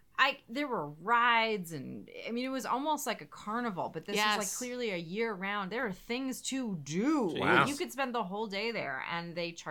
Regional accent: Florida, United States; born or raised there; also born or lived in New York / New Jersey

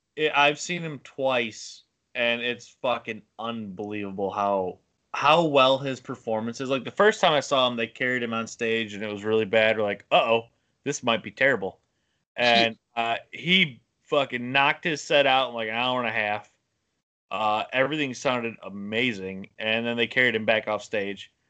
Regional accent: Illinois, United States; I'm from up here in Illinois

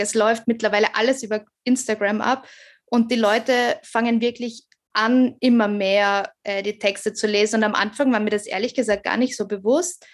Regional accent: Graz, Styria, Austria; ich komme aus Graz

